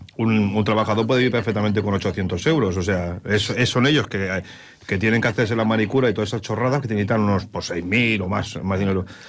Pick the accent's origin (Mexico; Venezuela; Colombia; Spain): Spain; nosotros como españoles